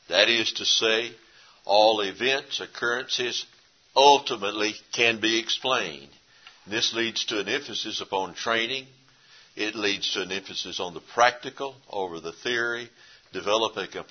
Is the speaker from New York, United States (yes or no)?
no; East Texas, United States; moved away; Where I grew up in East Texas originally